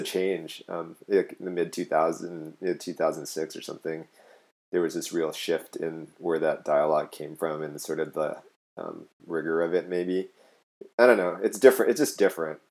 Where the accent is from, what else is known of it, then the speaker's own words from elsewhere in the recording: Hawaii, United States; moved away; also born or lived in Netherlands; I'm from Hawaii originally, and so I tried to move home